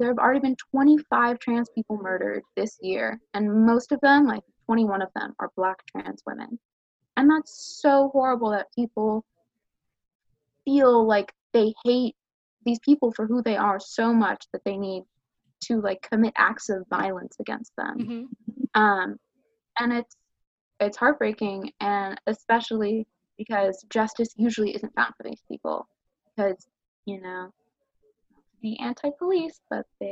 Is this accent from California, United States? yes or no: yes; Los Angeles, California, United States; I'm from California, I'm from